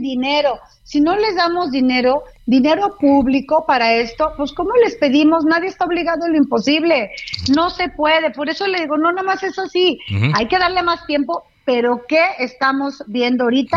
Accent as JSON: {"language": "Spanish", "region": "Durango", "country": "Mexico", "said": "Yo soy de Durango"}